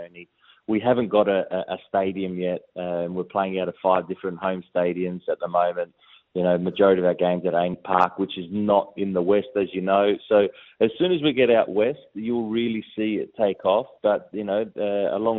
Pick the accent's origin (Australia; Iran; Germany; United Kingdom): Australia; moved away as an adult; growing up in Australia